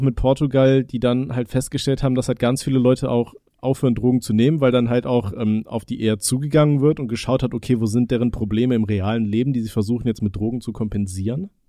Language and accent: German; Aachen, North Rhine-Westphalia, Germany; moved away; bei uns in Aachen